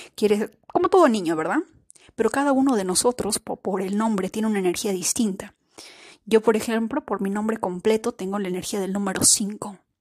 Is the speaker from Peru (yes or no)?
yes; Peru; nosotras como somos peruanas, los de Perú celebramos el Día de la Independencia el 28 de julio